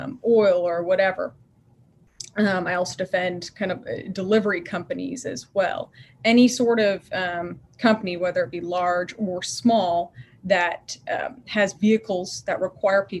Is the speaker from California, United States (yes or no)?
no; Virginia, United States; moved away as an adult; now in San Antonio, United States; I'm from Virginia originally